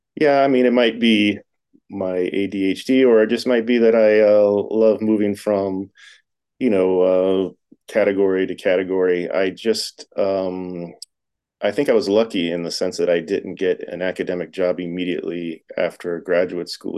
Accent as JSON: {"language": "English", "town": "Tampa", "region": "Florida", "country": "United States", "tie": "born or raised there", "moved": "yes", "lives_now": "Las Vegas, United States", "said": "growing up in Florida"}